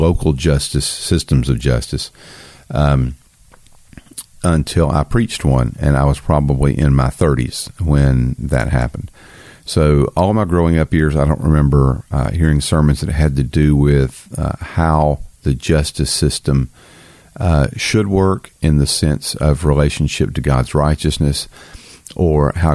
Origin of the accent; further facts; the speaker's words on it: the South, United States; I'm from the South.